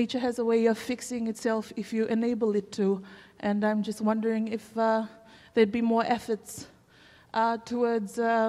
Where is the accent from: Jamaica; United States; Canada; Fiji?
Fiji; I'm from Fiji.